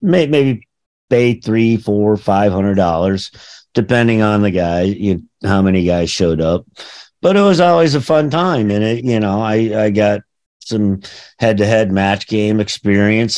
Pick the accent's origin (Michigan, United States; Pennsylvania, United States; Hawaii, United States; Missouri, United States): Missouri, United States; St. Louis; growing up in St. Louis